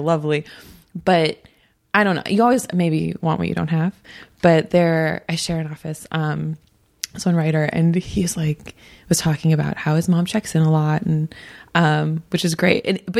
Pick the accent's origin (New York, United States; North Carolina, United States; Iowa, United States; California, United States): Iowa, United States; Yeah. I'm from Iowa.